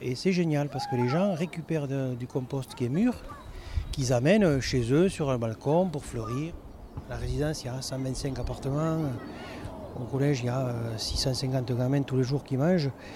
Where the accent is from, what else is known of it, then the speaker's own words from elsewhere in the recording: Aveyron, Occitania, France; moved away; Je suis né dans l'Aveyron et j'ai grandi avec des vaches, des cochons